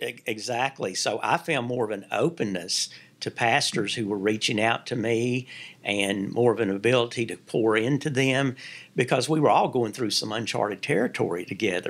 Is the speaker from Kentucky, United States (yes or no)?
yes; Kentucky, United States; moved away as an adult; also born or lived in North Carolina / Virginia; my home state